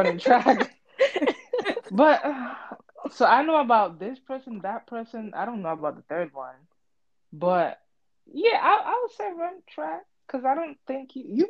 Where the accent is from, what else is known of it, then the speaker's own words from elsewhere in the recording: Puerto Rico; now in Connecticut, United States; I'm originally from the Caribbean, Puerto Rico